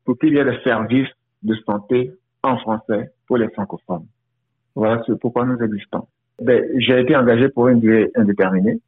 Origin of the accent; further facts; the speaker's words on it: Côte d’Ivoire; moved away as an adult; also born or lived in United States / Windsor, Canada; now in Toronto, Canada; Je suis originaire de la Côte d'Ivoire où j'ai travaillé pendant plus de dix ans pour le gouvernement avant de m'envoler pour les États-Unis